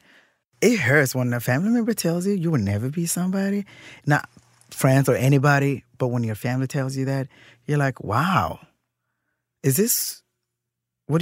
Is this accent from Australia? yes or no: no; Kenya; now in Minnesota, United States; I grew up in Kenya with my grandmother